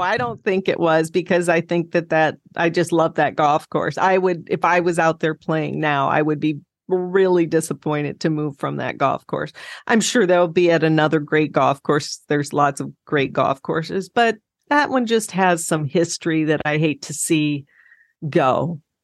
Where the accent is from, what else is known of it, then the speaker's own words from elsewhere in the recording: South Dakota, United States; I grew up in South Dakota and I loved growing up there